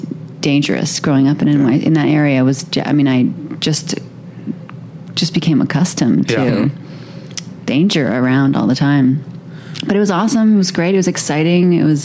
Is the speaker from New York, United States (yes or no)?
yes; Manhattan, New York, United States; NYC. It was really normal for me. Manhattan in the 80s, it was really, in the 90s, it was really dangerous.